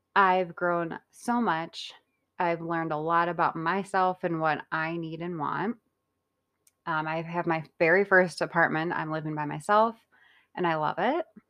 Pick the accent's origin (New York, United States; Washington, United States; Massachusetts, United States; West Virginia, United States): New York, United States; Rochester; I'm from Rochester, New York